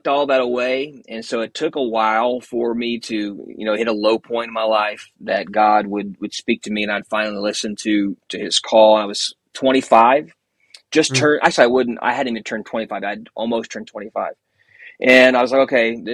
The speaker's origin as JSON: {"language": "English", "town": "Bloomington", "region": "Indiana", "country": "United States", "tie": "born or raised there", "said": "I grew up in Indiana, in Bloomington, Indiana, which is just about an hour south of Indianapolis."}